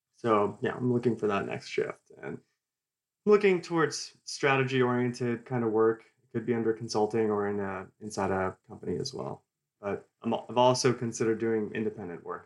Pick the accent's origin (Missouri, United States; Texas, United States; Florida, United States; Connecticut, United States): Texas, United States; Houston; I, I grew up here in Houston, and I love the city